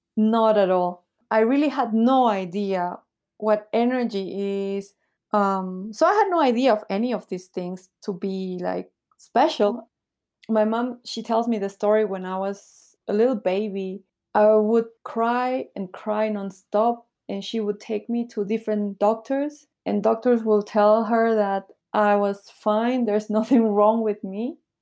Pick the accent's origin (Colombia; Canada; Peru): Peru; moved away as an adult; also born or lived in Bolivia / Taiwan / Nicaragua; now in Shanghai, China; I was born in Bolivia. But then when I was little, I moved to Peru. So this is where I grew up in Peru